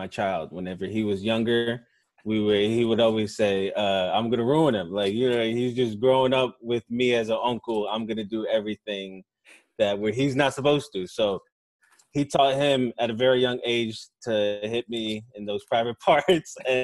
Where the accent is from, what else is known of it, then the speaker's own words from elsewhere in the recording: Delaware, United States; moved away as an adult; also born or lived in Brooklyn, New York; now in Houston, United States; I'm originally from Brooklyn. I moved to Delaware